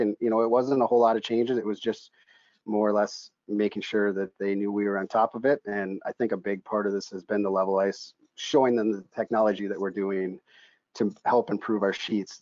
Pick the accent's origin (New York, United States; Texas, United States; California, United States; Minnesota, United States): Minnesota, United States; moved away as an adult; now in Pittsburgh, United States; in my hometown back in minnesota we built a, a community rink